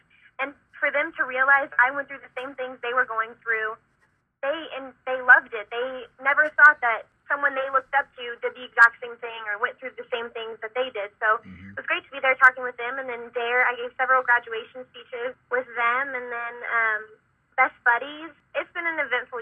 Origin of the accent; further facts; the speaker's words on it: Texas, United States; I am actually back in my home state of Texas.